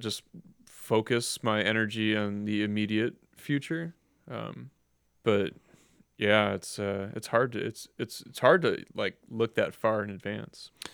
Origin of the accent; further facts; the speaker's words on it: Cleveland, Ohio, United States; I grew up in Cleveland. I've always lived in Cleveland.